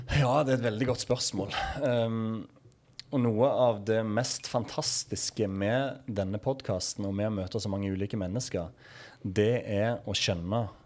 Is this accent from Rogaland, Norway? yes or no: yes; Egersund, Rogaland, Norway; oppveksten i Egersund